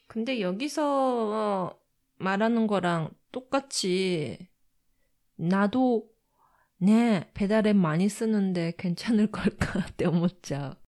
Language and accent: Japanese; Japan; also born or lived in South Korea; 私韓国生まれ日本育ち